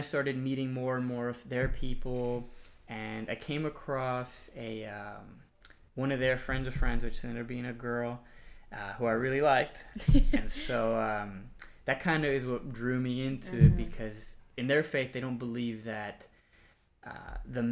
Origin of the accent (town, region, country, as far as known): Houston, Texas, United States; born or raised there